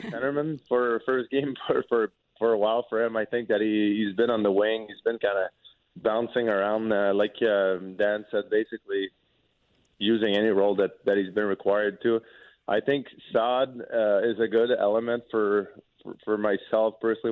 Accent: Quebec, Canada; first language French; English is a second language; moved away as an adult; also born or lived in Lewiston, Maine; now in St. Louis, United States; growing up in Quebec from the city that I'm from, even though it's close to the United States, we never had to speak English

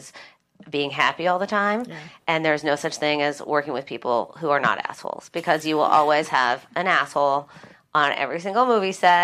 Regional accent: Vail, Colorado, United States; moved away; I grew up in Vail, Colorado, and I was one of two girls in my graduating class

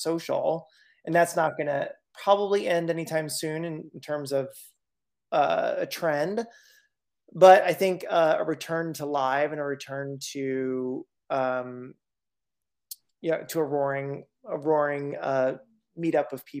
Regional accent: central Pennsylvania, United States; moved away as an adult; also born or lived in Berkshires, Massachusetts; now in Western Massachusetts, United States; I grew up in central Pennsylvania

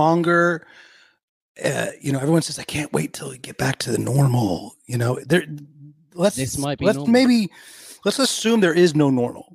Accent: Bay Area, California, United States; moved away as an adult; also born or lived in Sacramento, California / Los Angeles, California; now in Stockholm, Sweden; when I was growing up, I grew up in the Bay Area.

